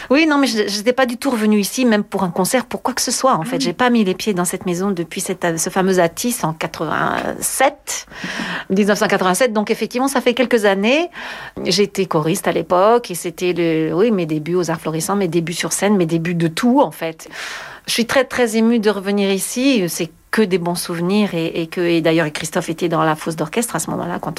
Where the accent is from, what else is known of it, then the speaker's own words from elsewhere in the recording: France; Je trouve que c'est tellement indispensable en tant que française quand je chante ce genre de répertoire.